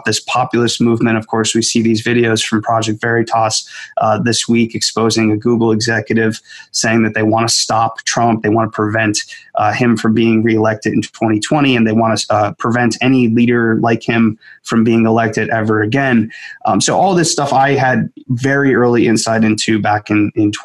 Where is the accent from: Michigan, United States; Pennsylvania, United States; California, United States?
Pennsylvania, United States; Scranton; moved away as an adult; also born or lived in Silicon Valley; I am born and raised in Scranton, Pennsylvania